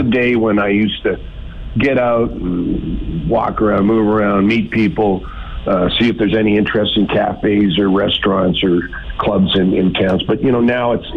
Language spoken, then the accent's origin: English; Lynn Lake, Manitoba, Canada